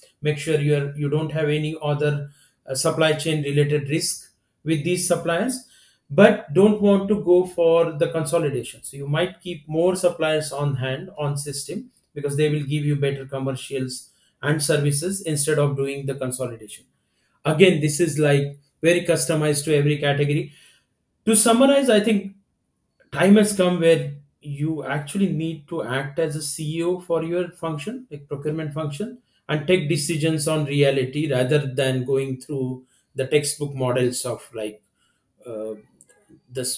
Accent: India; I'm from India.

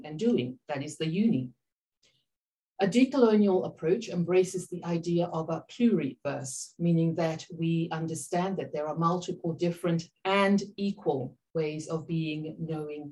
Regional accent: Papua New Guinea; I am Papua New Guinea and I'm from the Pacific region

